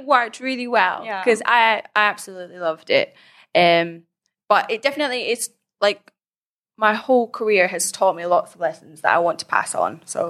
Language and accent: English; Scotland, United Kingdom; now in Thailand; Yep, I'm from Scotland and I currently live in Thailand, have done for like the last 3 years, on and off.